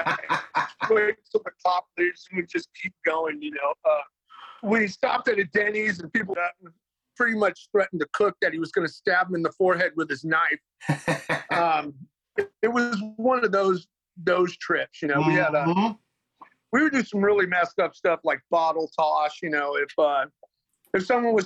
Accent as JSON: {"language": "English", "area": "Dublin", "region": "California", "country": "United States", "tie": "born or raised there", "said": "I grew up in the city"}